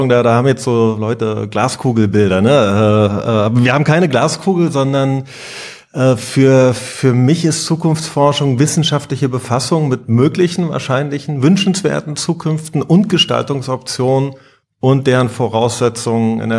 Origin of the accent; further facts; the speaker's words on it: East Germany, Germany; Ich war, ich bin in der DDR groß geworden. Ich war 16, als die Wende anfing